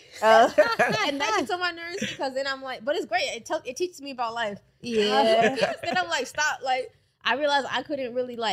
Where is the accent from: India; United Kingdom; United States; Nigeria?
Nigeria; I'm Nigerian